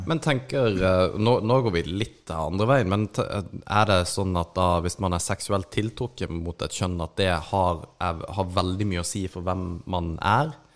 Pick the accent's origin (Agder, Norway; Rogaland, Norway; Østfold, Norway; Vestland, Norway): Agder, Norway; Kristiansand; vi er jo fra Kristiansand